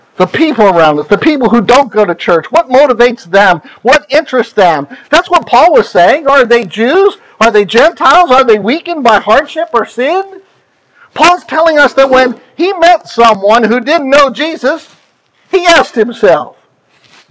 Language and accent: English; just south of York, Pennsylvania, United States; moved away; also born or lived in Maryland; I grew up just south of York, Pennsylvania. So we're Pennsylvanians